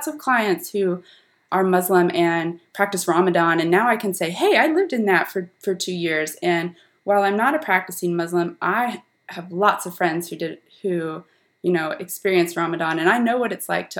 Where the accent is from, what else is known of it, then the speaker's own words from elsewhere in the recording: Ripley, Ohio, United States; moved away as an adult; also born or lived in Belgium / Germany; I'm originally from a very small, tiny farming town in southern Ohio. It's less than 2,000 people. I'm from Ripley, Ohio.